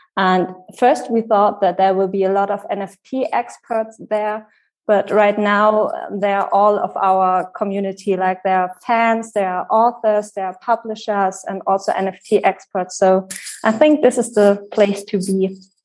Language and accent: English; Wetzlar, Hesse, Germany; I was born in Wetzlar